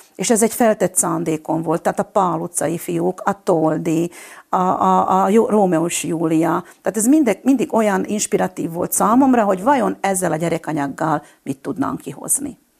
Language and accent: Hungarian; Slovakia; accent: Palóc; also born or lived in Budapest; now in Fiľakovo, Slovakia; én egy kis faluból Csalkanyha az arról származom